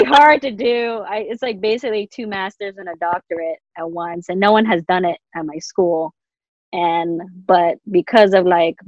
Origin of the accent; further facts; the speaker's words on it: United States; growing up in the States. My mom used to ask me too, like, are you glad that you were born in America?